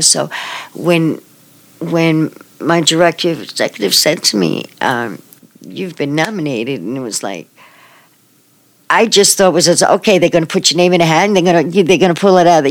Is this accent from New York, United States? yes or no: yes; New York City, New York, United States; moved away as an adult; now in Manhattan, Kansas, United States; I'm from Brooklyn, New York, um, I've lived here in Manhattan since 2007